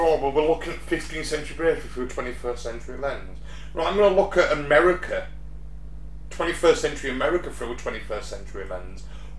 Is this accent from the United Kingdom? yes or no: yes; Yorkshire and the Humber, United Kingdom; accent: Yorkshire; I'm a fucking Yorkshireman before I'm an Englishman